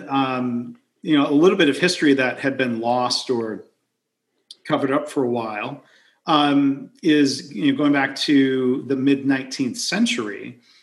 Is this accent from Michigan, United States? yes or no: yes; near Detroit, Michigan, United States; I grew up near Detroit